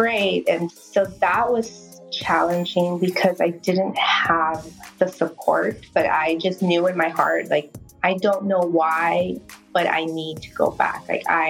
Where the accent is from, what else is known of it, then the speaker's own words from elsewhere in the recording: Burbank, California, United States; I grew up in Burbank